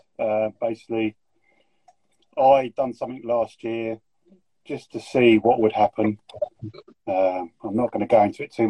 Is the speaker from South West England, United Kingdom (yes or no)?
no; Yorkshire and the Humber, United Kingdom; accent: Yorkshire; that's not my Yorkshire accent, mate.